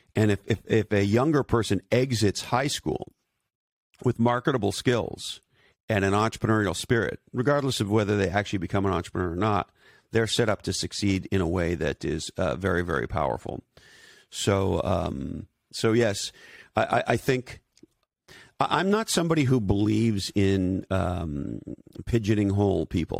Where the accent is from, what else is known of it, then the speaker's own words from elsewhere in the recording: Canada; also born or lived in Silicon Valley; now in Santa Cruz, United States; I'm originally from Canada. I live in Santa Cruz, California today